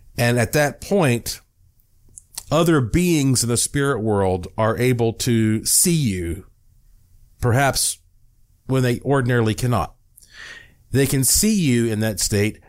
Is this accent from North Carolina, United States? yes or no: yes; Buncombe County, Western North Carolina, United States; I'm from Western North Carolina